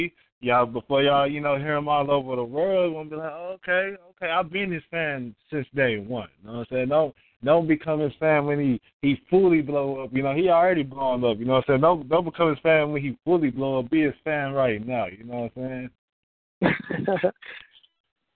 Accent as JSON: {"language": "English", "region": "Texas", "country": "United States", "said": "I'm from Texas"}